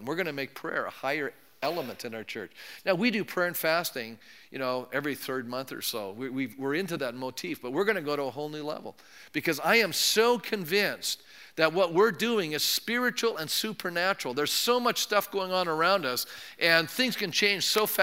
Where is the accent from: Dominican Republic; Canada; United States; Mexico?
Canada; I'm polite. I'm a Canadian